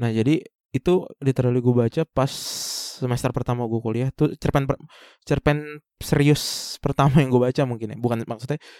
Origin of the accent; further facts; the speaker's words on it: Bekasi, West Java, Indonesia; akhirnya kita decide untuk pulang ke Bekasi